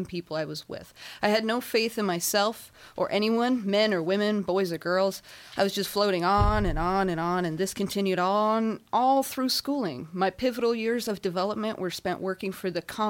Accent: Inland Empire, California, United States; I hail from the Inland Empire

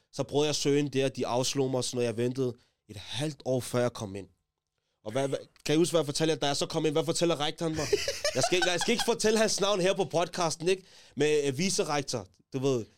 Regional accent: Taastrup, Capital Region of Denmark, Denmark; Jeg kommer fra Tostrup, ligesom JG

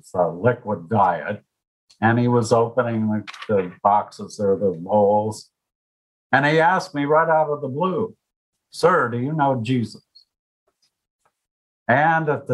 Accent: United States; I lived my whole life growing up in the United States in the 50s with nice parents and a good middle-class life.

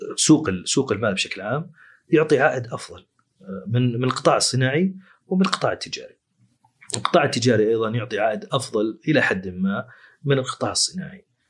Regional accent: Saudi Arabia; عندنا في السعوديه

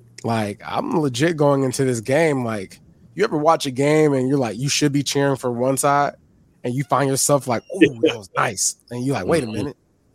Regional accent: Washington, United States; because I am from Washington

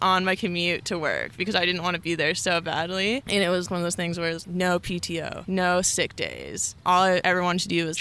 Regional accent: Northern California, United States; moved away as an adult; also born or lived in Colorado; I grew up in Northern California

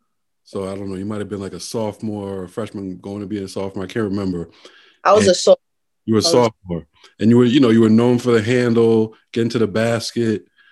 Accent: New York City, New York, United States; also born or lived in North Carolina; I was born and raised in New York. I went to school in North Carolina

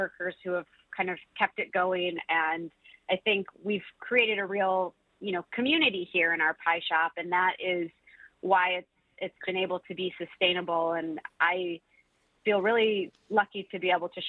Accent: Milford, Michigan, United States; born or raised there; now in Detroit, United States

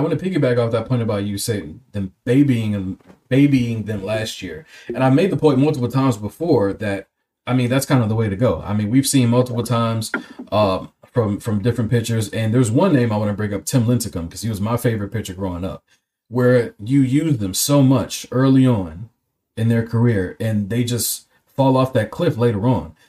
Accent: Cleveland, Ohio, United States; Being born and raised in Cleveland

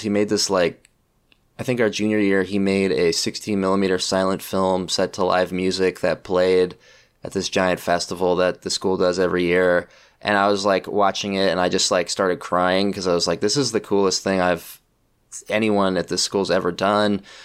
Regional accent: Pleasant Hill, California, United States; I grew up in Pleasant Hill, California, which is like in the East Bay

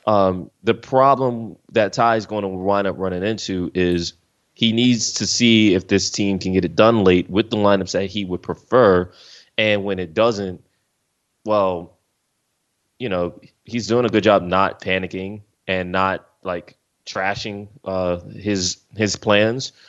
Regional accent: Philadelphia, Pennsylvania, United States; moved away as an adult; now in Los Angeles, United States; I'm from Philly, I'm from the East side of things. I've been here for more than a decade.

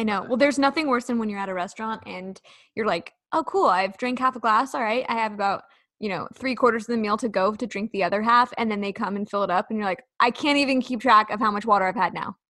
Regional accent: Sacramento, California, United States

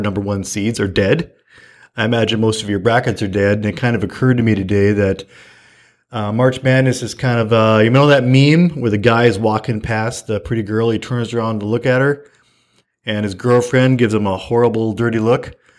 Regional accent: Fargo, North Dakota, United States; I was from Fargo

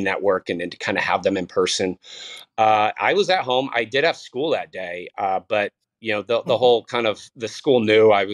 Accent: San Diego, California, United States; we had our baseball team where I grew up in San Diego

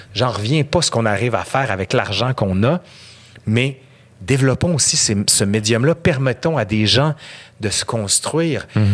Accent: Quebec City, Quebec, Canada; accent: accent de Québec; Je viens de fucking Sainte-Foy. J'ai fait mon cours à l'école Filto, compagnon de quartier.

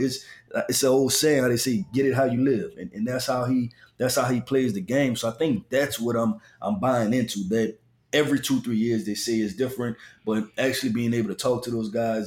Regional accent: the South, United States; I'm from the South.

